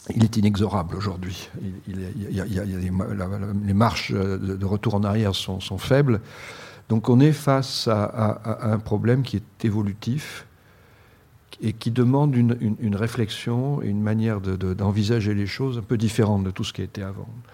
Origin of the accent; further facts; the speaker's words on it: Bordeaux, Nouvelle-Aquitaine, France; moved away; ma région d'origine, à Bordeaux